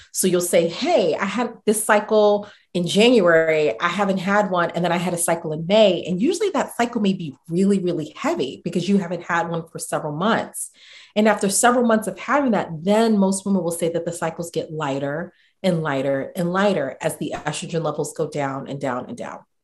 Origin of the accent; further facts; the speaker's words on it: New York City, New York, United States; also born or lived in Boston; growing up in the Bronx, um, growing up in the Marble Hill area, Marble Hill housing projects